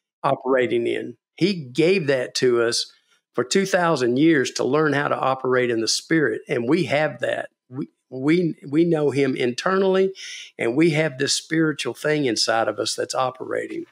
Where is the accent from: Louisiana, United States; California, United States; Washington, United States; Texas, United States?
Texas, United States; being a Texan and being a businessman